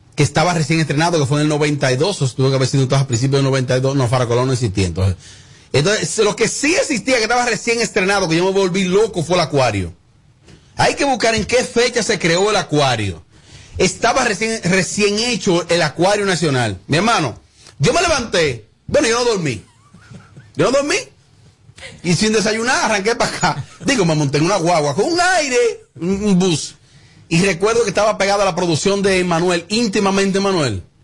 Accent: Bonao, Monseñor Nouel, Dominican Republic; also born or lived in Los Pedregones / Juma; yo viviendo en, mi campo donde me crío orgullosamente, en Los Quemados, la cueva de los Quemados de Bonao.

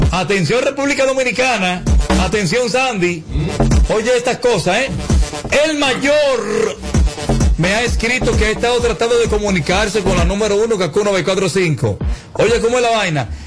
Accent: Puerto Rico; now in Miami, United States; Eh, resido en Miami, pero soy de Puerto Rico.

